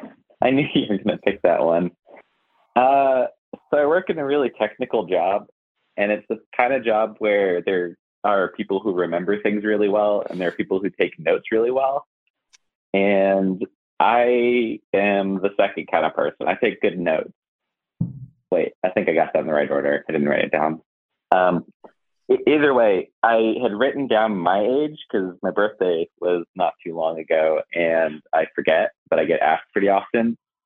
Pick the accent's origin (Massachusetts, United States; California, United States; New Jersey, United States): California, United States; now in Asheville, United States; I was born in California, so I'm a weirdo.